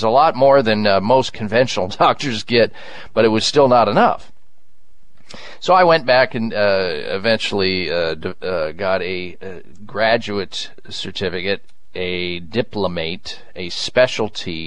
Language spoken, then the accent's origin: English; Iowa, United States; moved away as an adult; That's the kind of environment that I was raised in the Midwest in Iowa